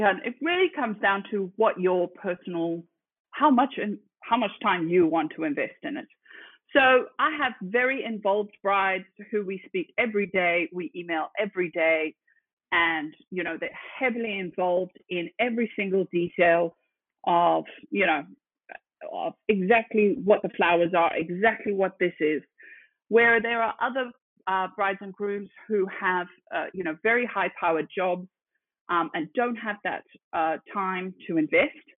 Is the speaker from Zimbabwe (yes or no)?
yes; Zimbabwe; moved away as an adult; now in Sydney, Australia; I am originally from Zimbabwe. Uh, I grew up there um, and then came to Aussie